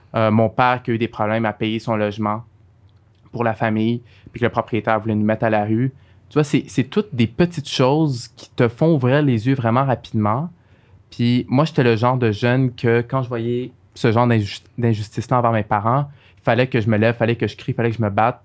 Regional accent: Montreal, Quebec, Canada; also born or lived in Algeria; J'ai grandi à Saint-Michel

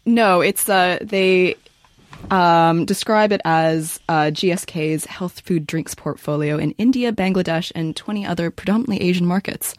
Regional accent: Canada; I'm Canadian.

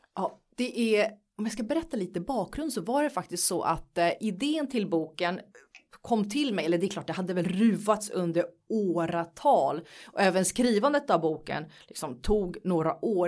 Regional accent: Nacka, Stockholm County, Sweden; jag är uppvuxen i Nacka i en finsk familj som kom till Sverige för väldigt, väldigt, väldigt länge sedan.

